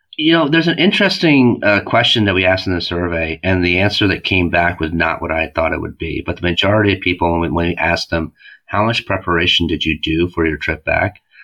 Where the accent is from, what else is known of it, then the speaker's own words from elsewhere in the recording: United States; also born or lived in South Korea; we were born in Korea, but we're American.